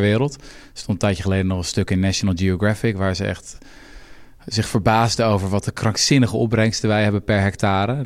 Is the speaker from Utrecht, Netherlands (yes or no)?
yes; Houten, Utrecht, Netherlands; Ik kom zelf uit Houten